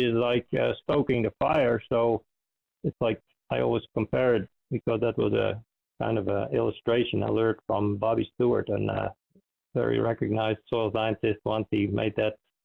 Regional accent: Friesland, Netherlands; now in United States; I grew up in the Netherlands in a province called Friesland

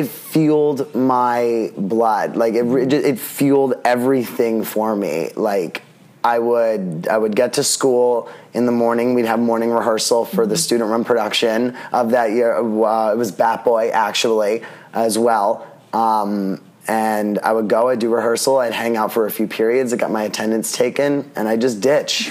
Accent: New York City, New York, United States; I grew up in Staten Island

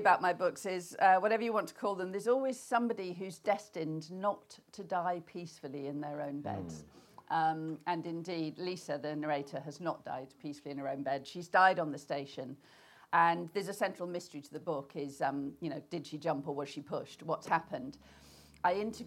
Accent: Melton Mowbray, East Midlands, United Kingdom; moved away as an adult; also born or lived in Leeds / Norwich / London; I grew up in possibly the most landlocked town in the entire country. If you put a pin in the middle of England, it sort of lands more or less where I grew up. I was born in Melton Mowbray

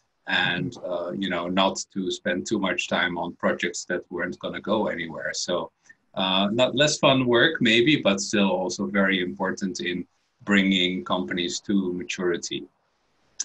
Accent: Netherlands; moved away as an adult; also born or lived in Belgium; I was born in the Netherlands and had a bit of a career in different countries. I studied in Belgium

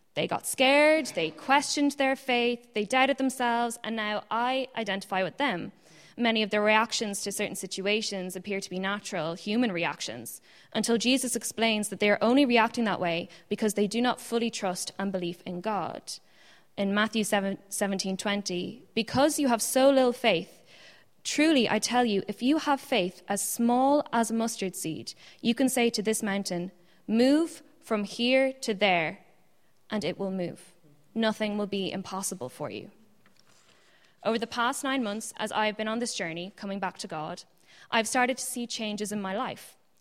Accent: Ireland; also born or lived in Ann Arbor, Michigan, United States; I was born in Ann Arbor, Michigan, and we moved to Ireland when I was five and a half

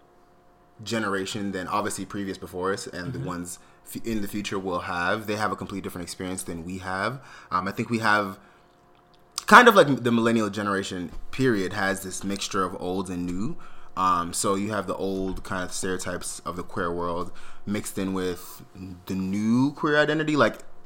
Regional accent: South Florida, United States; I grew up in South Florida, so for me it was Galaxy Skating Rink

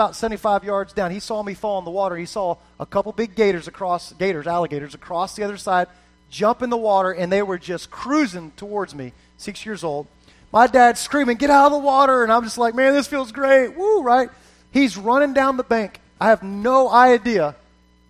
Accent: just south of Fort Lauderdale, Florida, United States; I grew up in South Florida. Grew up just south of Fort Lauderdale, Florida

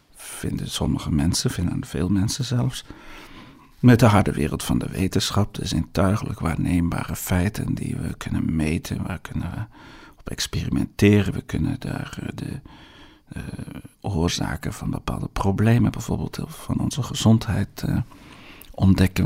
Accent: Netherlands; in Nederland doen, waar ik vandaan kom

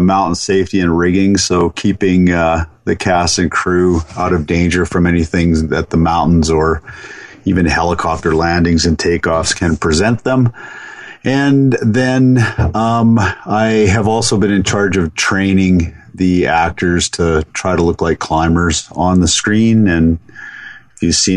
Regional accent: Calgary, Alberta, Canada; I grew up in Calgary, Alberta, so I could see the mountains on the western horizon of the city.

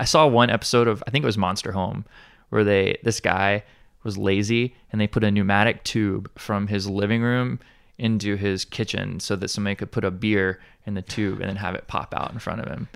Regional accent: Alabama, United States; now in Hawaii, United States; I'm, I'm from Alabama originally

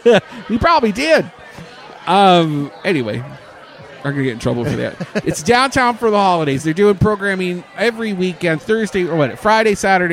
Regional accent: Canada; now in Orlando, United States; And I'm Canadian, so and gay.

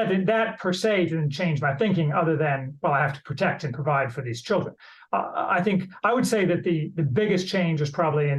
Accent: Indiana, United States; also born or lived in Chicago; I grew up in Indiana

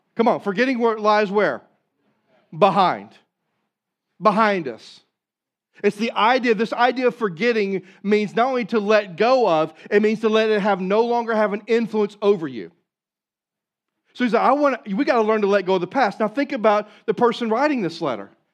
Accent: Southeast Missouri, United States; I'm from Southeast Missouri

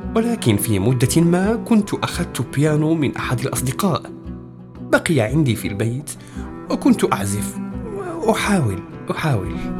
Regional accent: Marrakesh, Marrakesh-Safi, Morocco; moved away as an adult; also born or lived in Rabat / El Jadida; انتقلت من مراكش البلد البعيد النائي إلى العاصمة

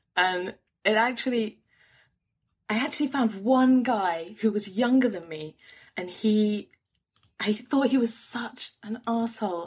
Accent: London, United Kingdom; I'm a Londoner, and, born and bred

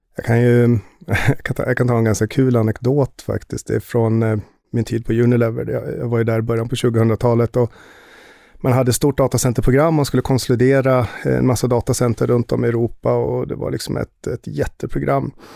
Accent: Västerås, Västmanland, Sweden; moved away as an adult; also born or lived in United States; now in Stockholm, Sweden; Jag är född och uppvuxen i Västerås

